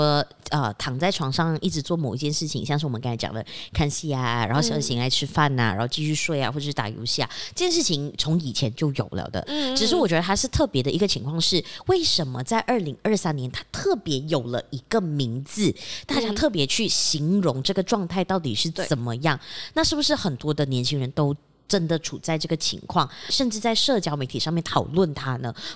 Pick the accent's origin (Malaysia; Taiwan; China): Malaysia; Penang; OK，对不起大家，我们的福建话真的不是很好啊，就算我是槟城人